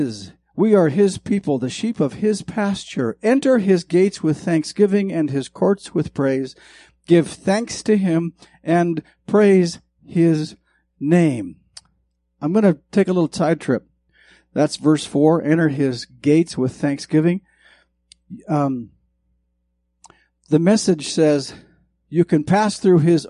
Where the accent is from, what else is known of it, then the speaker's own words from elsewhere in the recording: Montana, United States; I grew up in Montana